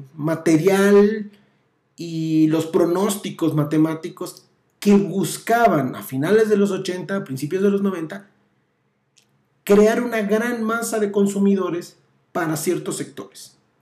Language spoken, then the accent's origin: Spanish; Mexico; estamos nosotros como mexicanos